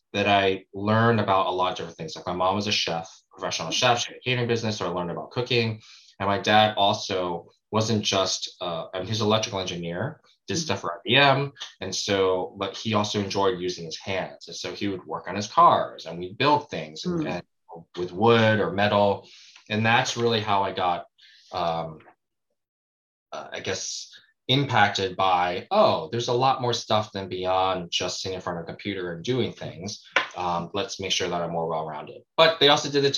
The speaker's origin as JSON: {"language": "English", "region": "New York", "country": "United States", "tie": "born or raised there", "moved": "yes", "said": "I grew up actually in New York"}